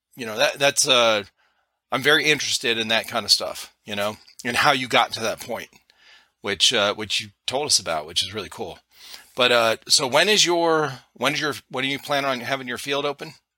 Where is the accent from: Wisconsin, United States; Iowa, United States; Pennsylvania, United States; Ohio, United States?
Ohio, United States; Cleveland; moved away as an adult; now in South Carolina, United States; I'm originally from Cleveland, Ohio.